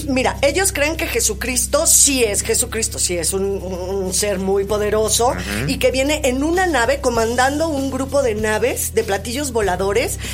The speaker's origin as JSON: {"language": "Spanish", "country": "Mexico", "said": "es muy difícil como mexicanos por la idiosincrasia que tenemos"}